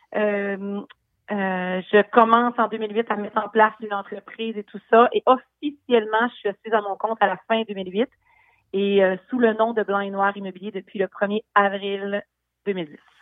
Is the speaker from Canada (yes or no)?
yes; Quebec City, Quebec, Canada; je viens de Québec, effectivement. Ma famille vient du Bas-du-Fleuve, dans le coin de Saint-Jean-Port-Joli, mais je suis euh, basée à Québec depuis ma naissance